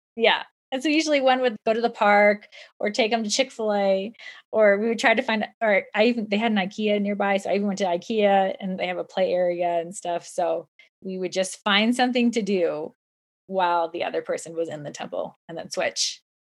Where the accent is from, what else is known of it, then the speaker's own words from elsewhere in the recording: Southern California, United States; now in Utah, United States; I live in Utah, but I was raised in Southern California